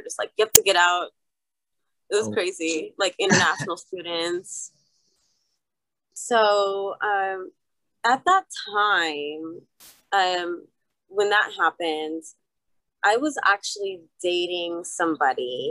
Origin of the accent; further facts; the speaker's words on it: Arizona, United States; also born or lived in Los Angeles, California / San Francisco, California; I was born in Los Angeles and raised in Arizona